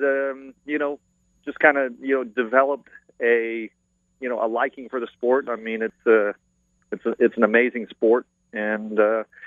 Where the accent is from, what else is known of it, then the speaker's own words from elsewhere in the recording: Canada; also born or lived in South Florida; now in Florida, United States; I'm a Floridian. I'm originally from Canada, but I've been here since 1977